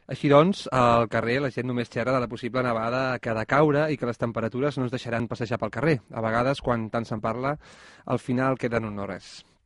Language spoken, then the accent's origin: Catalan; Molins de Rei, Catalonia, Spain; Els que som de Molins de sempre